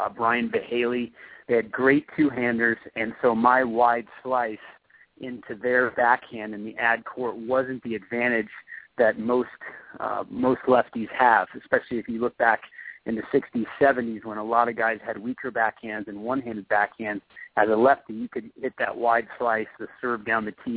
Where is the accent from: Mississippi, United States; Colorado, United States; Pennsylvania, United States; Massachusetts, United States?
Colorado, United States; growing up in Colorado with my family